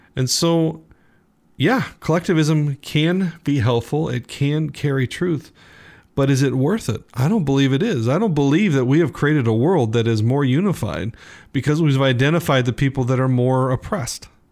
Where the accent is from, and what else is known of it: United States